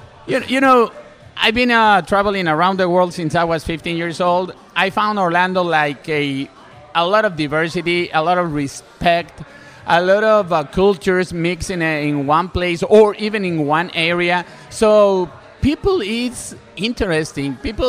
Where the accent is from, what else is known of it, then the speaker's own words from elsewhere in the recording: Mexico; English is a second language; moved away as an adult; I came from Mexico 5 years ago.